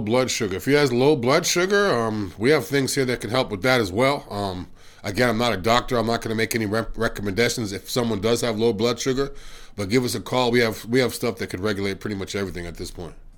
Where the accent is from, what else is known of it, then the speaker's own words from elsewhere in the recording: Massachusetts, United States; I'm from Massachusetts as well